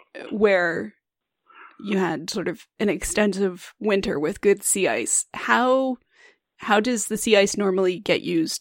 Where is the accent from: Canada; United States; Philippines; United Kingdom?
Canada; Alberta; I'm from Alberta. I am very landlocked